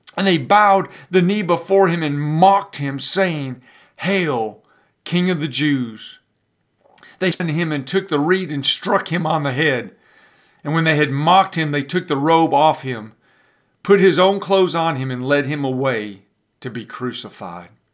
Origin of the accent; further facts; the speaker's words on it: Pontiac, Michigan, United States; I grew up in North Detroit, up in Pontiac, Michigan